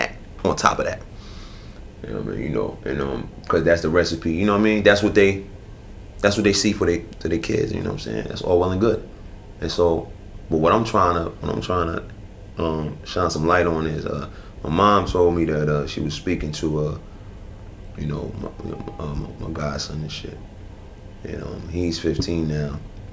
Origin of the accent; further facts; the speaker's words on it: Newark, New Jersey, United States; Then I've gone from that to within the framework of New Jersey, I've had people tell me they can't fuck with me because I'm from Newark, nigga.